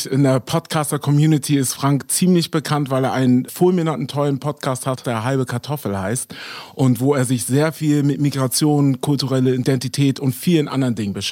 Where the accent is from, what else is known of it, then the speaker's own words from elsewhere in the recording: Hamburg, Germany; ich bin mit vielen Deutsch-Vietnamesen zum Beispiel groß geworden. In Deutschland, meine Heimatstadt Hamburg, ist das auf jeden Fall geläufig gewesen.